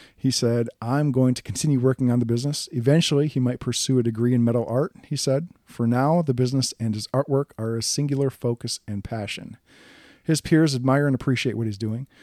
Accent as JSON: {"language": "English", "region": "Wisconsin", "country": "United States", "said": "I'm from Wisconsin."}